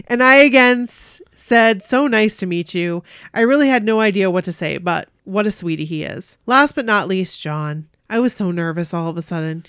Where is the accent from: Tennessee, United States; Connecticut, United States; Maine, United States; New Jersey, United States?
Maine, United States; we are from Maine